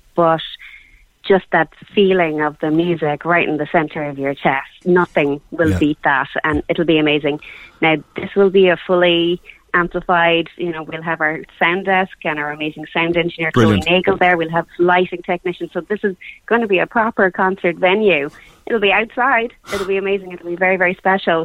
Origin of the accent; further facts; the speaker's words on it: Cork, Munster, Ireland; we're from Cork. I'm a Cork girl.